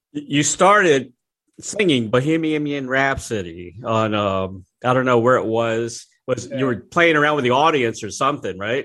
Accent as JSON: {"language": "English", "town": "Tampa", "region": "Florida", "country": "United States", "said": "I'm from the Tampa Bay area"}